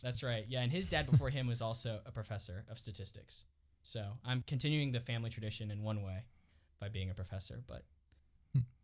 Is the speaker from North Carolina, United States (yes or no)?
no; Dallas, Texas, United States; moved away as an adult; now in St. Louis, United States; I'm originally from Dallas